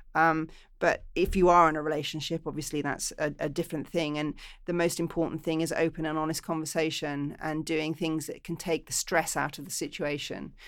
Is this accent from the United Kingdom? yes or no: yes; England, United Kingdom; now in Los Angeles, United States; I'm English